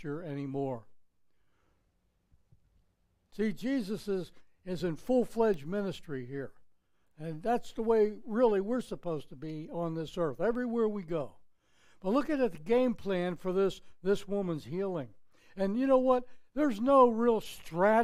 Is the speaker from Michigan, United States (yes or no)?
no; Pittsburgh, Pennsylvania, United States; moved away; I was growing up in Pittsburgh, Pennsylvania